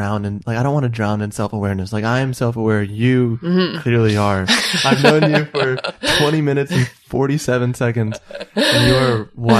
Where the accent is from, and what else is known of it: Chicago, Illinois, United States; born or raised there; now in Los Angeles, United States